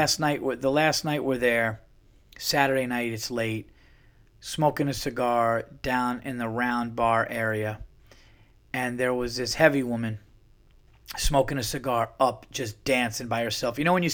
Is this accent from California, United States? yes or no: yes; California, United States; now in Dallas, United States; Yeah, well, I'm from California, so, you know, but I'm in Dallas now.